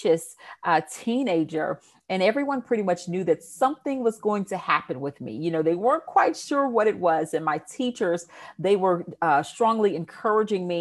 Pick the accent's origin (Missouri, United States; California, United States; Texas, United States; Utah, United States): Texas, United States; Houston; accent: Southern twang; I am originally from Houston, Texas. I'm sure you will hear my Southern twang come out somewhere in this interview